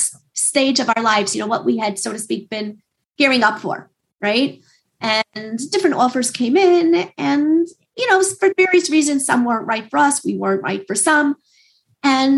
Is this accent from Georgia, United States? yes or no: no; New York City, New York, United States; also born or lived in Brooklyn; I attended the local Beis Yaakov here in Queens, went to high school here in Queens and also in Brooklyn